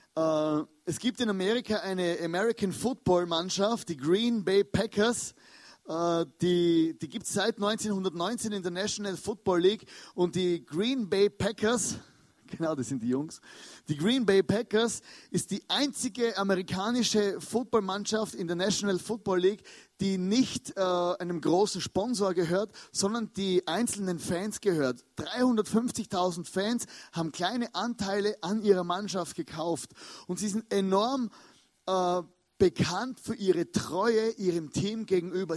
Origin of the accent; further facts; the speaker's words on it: Austria; als Österreicher